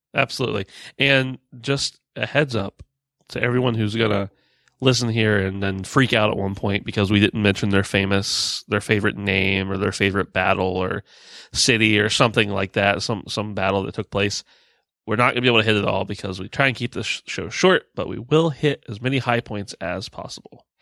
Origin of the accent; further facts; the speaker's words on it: United States; we're American